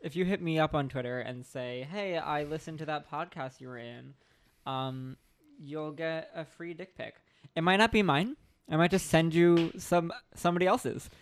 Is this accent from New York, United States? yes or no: yes; Long Island, New York, United States; I'm from Long Island